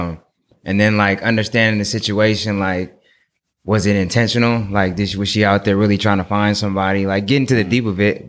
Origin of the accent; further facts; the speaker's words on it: Oakland, California, United States; I'm from Oakland